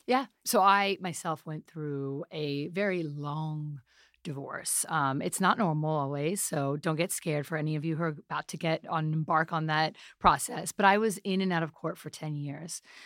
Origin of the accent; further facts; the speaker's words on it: New York City, New York, United States; I'm a half Pakistani, half Italian, born in New York City.